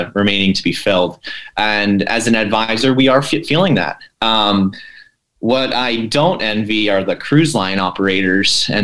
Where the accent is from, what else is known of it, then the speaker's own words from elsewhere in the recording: Pennsylvania, United States; I'm from Pennsylvania